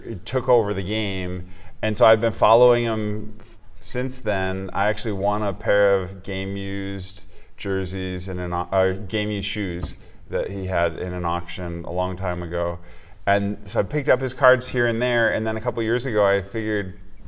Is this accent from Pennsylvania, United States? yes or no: no; Minnesota, United States; moved away; growing up in Minnesota